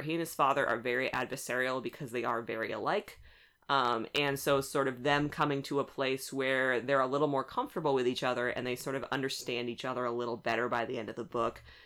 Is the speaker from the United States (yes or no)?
yes; West Coast, United States; I am from the West Coast